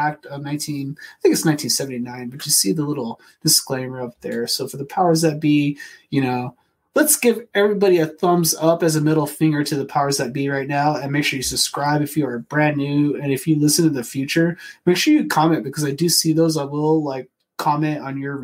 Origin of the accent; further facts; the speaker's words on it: Phoenix, Arizona, United States; I grew up in Phoenix in like from 92 to 98 with a single mother and my two twin sisters